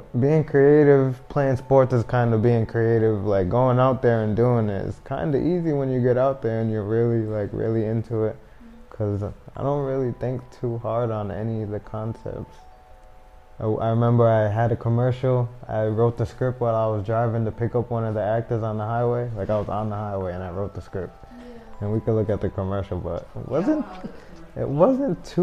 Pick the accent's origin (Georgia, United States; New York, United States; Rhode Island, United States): Rhode Island, United States; Providence; they all moved to Providence in the 90s, and I was born in 1996, so I'm from Providence, Rhode Island